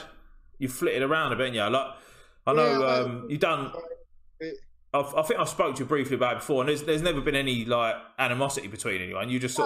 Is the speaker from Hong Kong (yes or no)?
no; Orpington, London, United Kingdom; moved away as an adult; now in Medway, United Kingdom; I'm from Alpington, St. Paul's Cray, St. Mary's Crayway. And I always think like Chatham and places, like I moved into Medway. I've only been here about five years now.